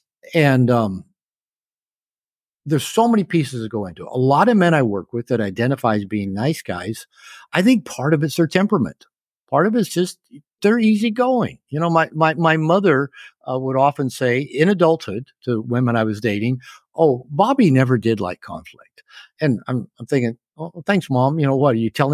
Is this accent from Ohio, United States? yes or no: no; Seattle, Washington, United States; when I was growing up in Seattle, I had one male teacher before I got to junior high.